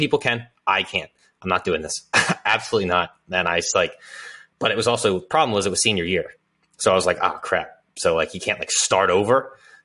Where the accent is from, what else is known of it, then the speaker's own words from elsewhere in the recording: Philadelphia, Pennsylvania, United States; I grew up here in Northeast Philadelphia